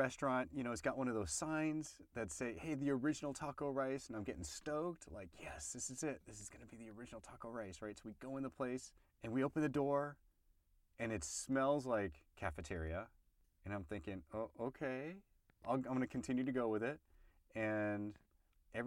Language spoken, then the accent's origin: English; United States; as an American